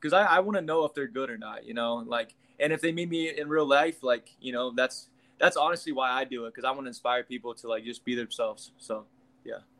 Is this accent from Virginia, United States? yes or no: no; Kansas, United States; I'm from the Midwest. I'm from Kansas